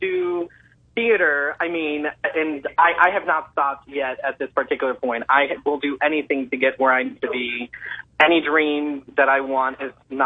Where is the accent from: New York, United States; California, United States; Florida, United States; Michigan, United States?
Florida, United States; Palm Beach; I am from Palm Beach, Florida.